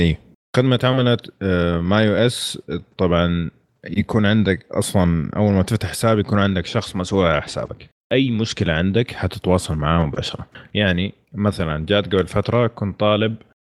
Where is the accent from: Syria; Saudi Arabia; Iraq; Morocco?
Saudi Arabia; احنا من السعوديه